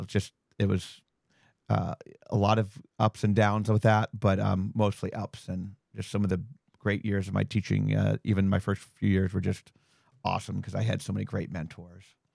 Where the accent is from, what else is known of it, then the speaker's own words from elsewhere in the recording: Ohio, United States; moved away as an adult; also born or lived in Las Vegas; I'm from Ohio